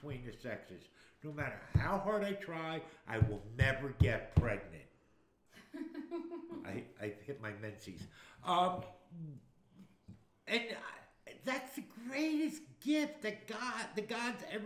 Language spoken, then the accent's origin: English; Newark, New Jersey, United States; I grew up in Newark, New Jersey